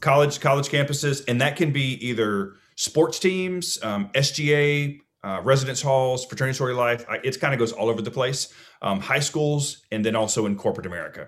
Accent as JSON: {"language": "English", "region": "Alabama", "country": "United States", "tie": "born or raised there", "also_born_or_lived": "Georgia", "said": "when I was adopted at two, I moved to Alabama"}